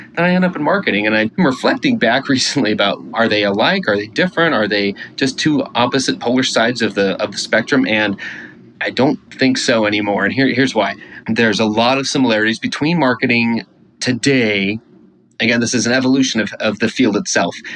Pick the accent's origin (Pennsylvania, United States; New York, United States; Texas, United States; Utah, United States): Texas, United States; Houston; I grew up in Houston.